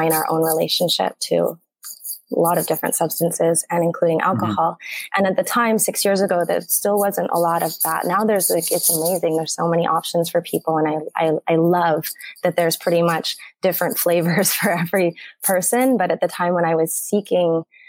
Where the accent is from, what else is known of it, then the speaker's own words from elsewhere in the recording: Canada; moved away as an adult; now in Mexico; I am a Canadian. I live in Mexico. I've been living here for 8 years